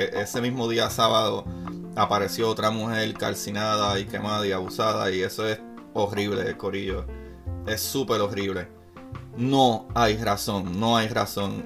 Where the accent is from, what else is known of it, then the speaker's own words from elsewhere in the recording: Puerto Rico; yo soy puertorriqueño, para los que no sabían todavía en mi país hay una crisis súper fuerte